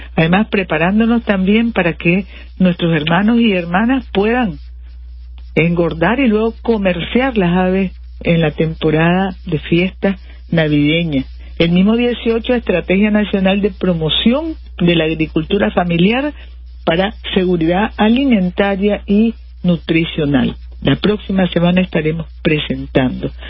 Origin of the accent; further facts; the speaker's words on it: Nicaragua; como familia nicaragüense